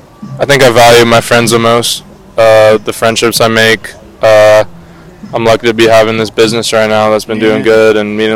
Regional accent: Palos Verdes, California, United States; I'm from Palos Verdes, which is like a beach city outside of Los Angeles.

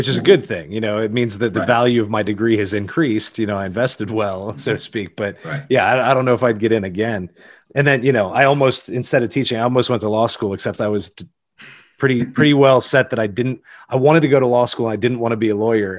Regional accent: Pennsylvania, United States; moved away as an adult; now in Virginia, United States; I'm from Pennsylvania in a town that's a little bit bigger than Berryville, but a little bit smaller than Winchester

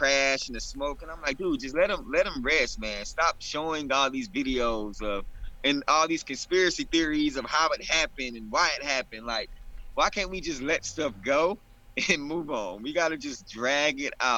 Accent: Arkansas, United States; moved away; I'm from Arkansas originally

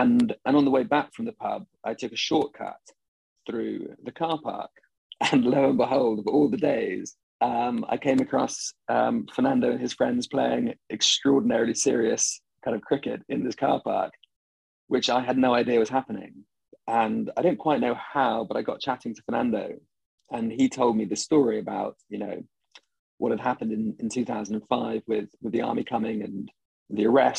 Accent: United Kingdom; moved away; being British, you know, for probably all the wrong reasons, has a certain cachet.

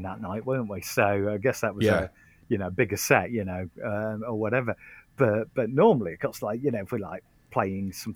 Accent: United Kingdom; we're very British.

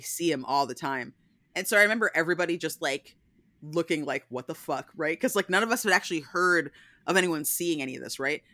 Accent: Pennsylvania, United States; moved away; I'm from Pennsylvania, so I grew up

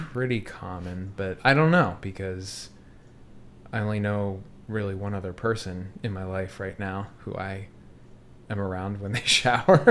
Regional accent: North Wales, Pennsylvania, United States; now in Philadelphia, United States; I'm from North Wales, where we lived in the same house forever

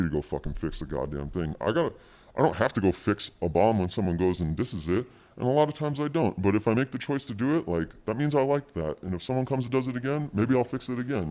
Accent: Southern California, United States; also born or lived in Jersey City, New Jersey; I grew up in, like, Southern California

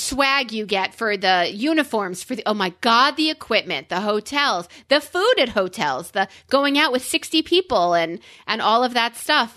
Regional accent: New York, United States; I'm a New Yorker

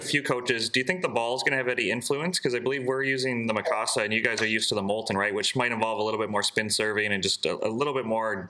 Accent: Canada

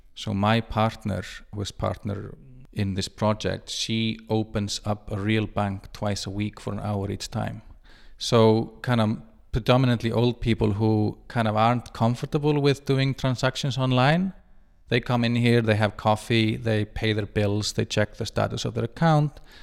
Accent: Reykjavik, Capital Region, Iceland; moved away as an adult; also born or lived in Buenos Aires / London / Madrid / Mumbai; now in Thingeyri, Iceland; I grew up in Reykjavik and I lived in kind of really big cities, Buenos Aires, London, Madrid, Mumbai

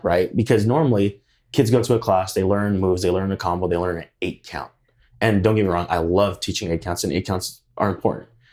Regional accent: Hawaii, United States; now in Idaho Falls, United States; I grew up in Hawaii. I'm also of Hawaiian descent.

